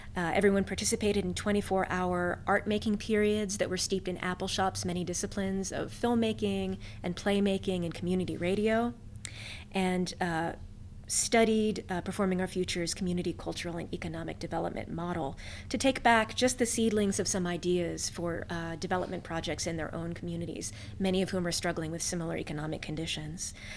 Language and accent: English; West Virginia, United States; moved away as an adult; also born or lived in Amherst, Massachusetts; now in Kentucky, United States; I was born and raised in West Virginia